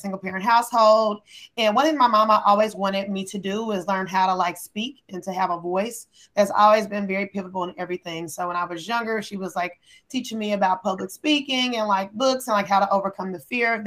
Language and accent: English; Kansas City, United States; moved away as an adult; also born or lived in Wichita, Kansas / Columbia, Missouri; now in New York, United States; Grew up in Kansas City, where all my family is from